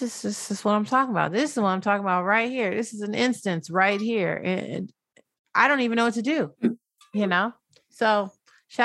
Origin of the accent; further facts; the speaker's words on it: United States; I'm still an American